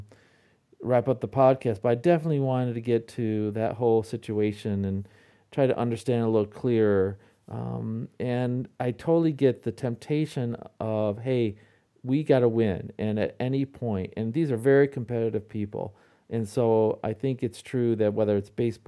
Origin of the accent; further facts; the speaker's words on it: Midland, Michigan, United States; my hometown of Midland, Michigan